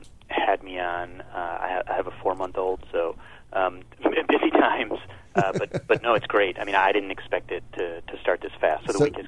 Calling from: New York City, New York, United States

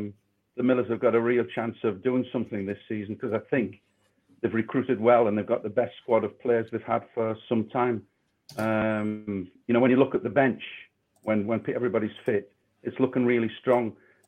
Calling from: Rotherham, Yorkshire and the Humber, United Kingdom; And I'm glad I'm live from Rotherham and speaking to you guys eventually.

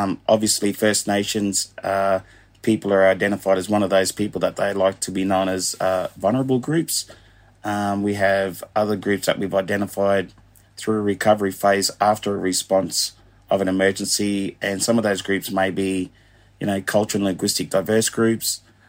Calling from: Townsville, Queensland, Australia; Great to be here and joining you from the Townsville region up in North Queensland.

